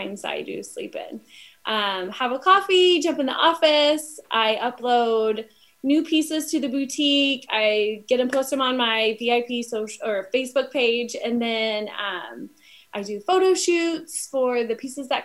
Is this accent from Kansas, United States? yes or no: yes; Wichita, Kansas, United States; now in Arizona, United States; I'm from Wichita, Kansas